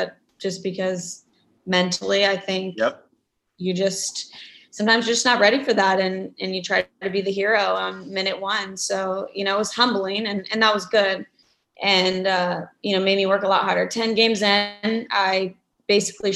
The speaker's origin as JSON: {"language": "English", "town": "Kansas City", "country": "United States", "tie": "born or raised there", "said": "got drafted back to my hometown"}